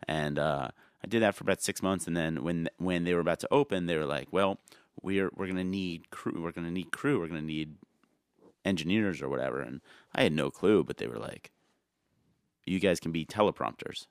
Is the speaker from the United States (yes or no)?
yes; New Jersey, United States; also born or lived in Yonkers, New York; I grew up in Jersey